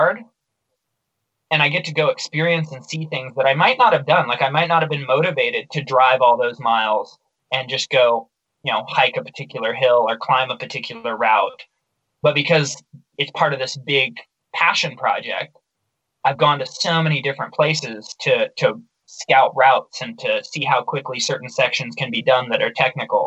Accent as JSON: {"language": "English", "town": "Baker City", "region": "Oregon", "country": "United States", "tie": "born or raised there", "said": "my hometown, Baker City"}